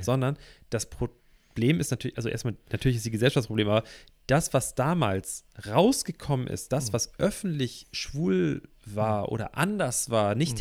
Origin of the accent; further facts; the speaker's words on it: Hamburg, Germany; ich komme aus Hamburg, ne? Hamburg ist eine kunterbunte Stadt schon immer gewesen, so wurde ich erzogen